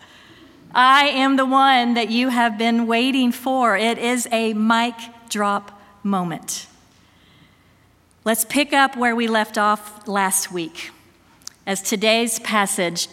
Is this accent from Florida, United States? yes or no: yes; Satellite Beach, Florida, United States; moved away as an adult; also born or lived in Auburn, Alabama; I left my hometown in Satellite Beach, Florida, and then went to college, to university at Auburn in Alabama